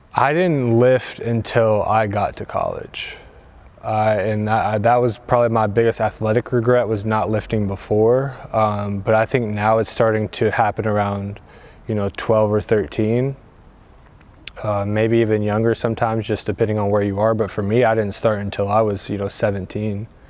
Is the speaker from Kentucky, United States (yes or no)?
yes; Louisville, Kentucky, United States; moved away as an adult; now in Portugal; I'm from Louisville, Kentucky uh, in the States